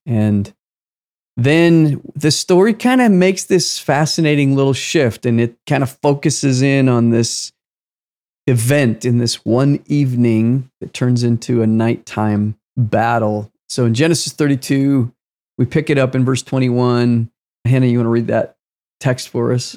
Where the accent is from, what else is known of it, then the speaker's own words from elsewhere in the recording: United States; I was born in the United States of America